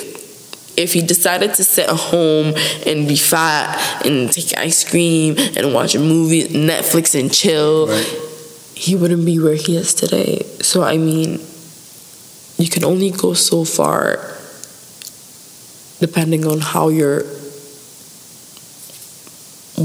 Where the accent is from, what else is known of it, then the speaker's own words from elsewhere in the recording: Abuja, Federal Capital Territory, Nigeria; moved away; I stay in Abuja